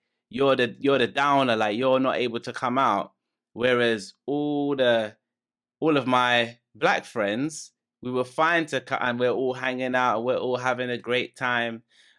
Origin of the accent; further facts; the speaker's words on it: London, United Kingdom; we're talking about the like, the nostalgia and how things were when we were kids growing up in London